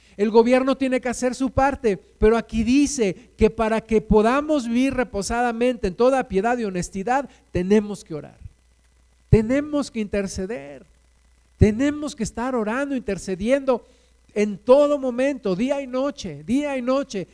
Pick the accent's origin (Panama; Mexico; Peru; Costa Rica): Mexico; Aquí nos sembraste, Jesús. Aquí nacimos